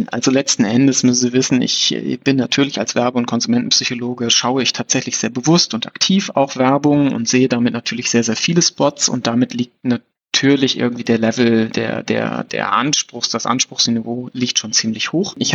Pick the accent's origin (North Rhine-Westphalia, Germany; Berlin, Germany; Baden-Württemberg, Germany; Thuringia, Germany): North Rhine-Westphalia, Germany; ich bin am Niederrhein aufgewachsen, dass wir dann nach Krefeld gefahren sind zum, zum Kaufhof